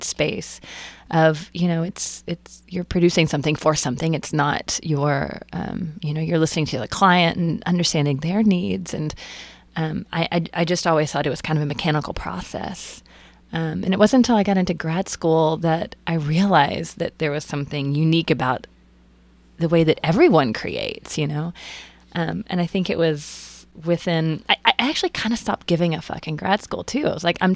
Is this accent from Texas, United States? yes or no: yes; Texas, United States; moved away as an adult; also born or lived in Athens, Georgia; I was born and raised in Texas. Right. Texas girl